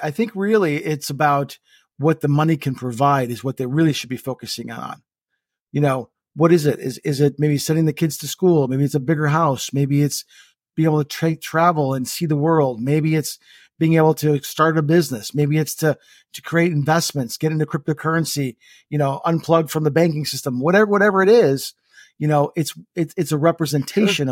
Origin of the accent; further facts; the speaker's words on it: Estonia; moved away; my home country, which is Estonia